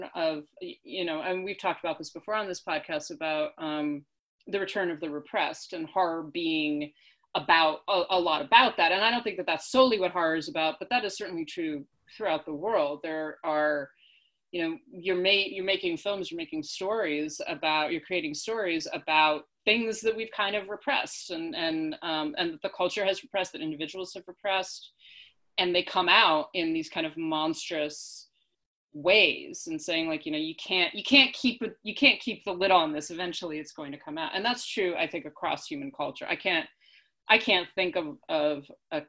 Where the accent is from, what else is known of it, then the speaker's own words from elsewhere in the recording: United States; as Americans, as English speakers